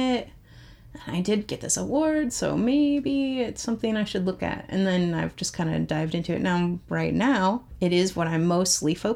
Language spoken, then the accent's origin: English; Nebraska, United States; moved away as an adult; also born or lived in Minnesota / Twin Cities / Tampa, Florida; now in Florida, United States; I grew up in Nebraska, and so I have Midwest values and work ethics